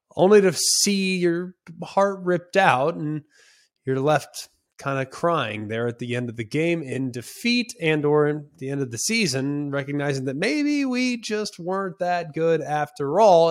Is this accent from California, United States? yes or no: yes; Los Angeles, California, United States; I'm from Los Angeles